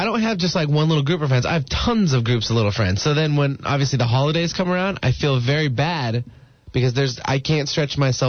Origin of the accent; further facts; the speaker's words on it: Alaska, United States; moved away; since I moved down here from Alaska